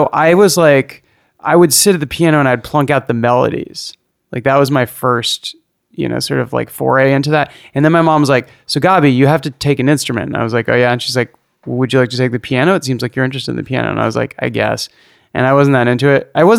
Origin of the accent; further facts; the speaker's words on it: Berkeley, California, United States; moved away; I grew up in Berkeley.